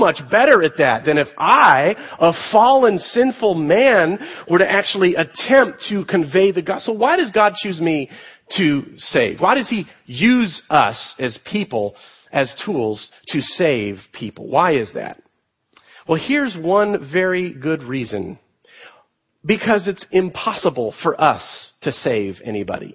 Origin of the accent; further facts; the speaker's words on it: United States; we as American Christians, particularly in the Reformed faith